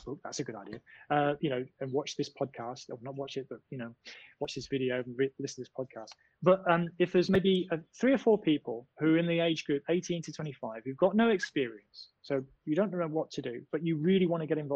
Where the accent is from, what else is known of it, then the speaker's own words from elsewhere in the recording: United Kingdom; I'm British.